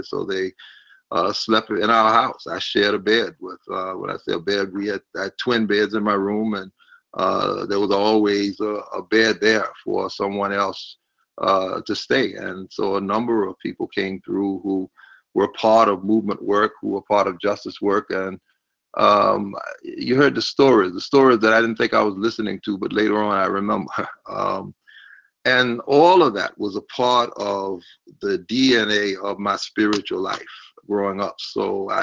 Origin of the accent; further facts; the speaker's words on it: Orangeburg, South Carolina, United States; I grew up in Orangeburg, South Carolina